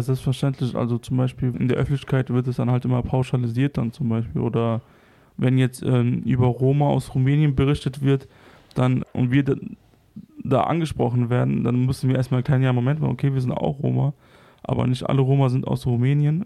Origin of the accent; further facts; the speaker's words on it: Kosovo; moved away; ich komme ursprünglich aus dem Kosovo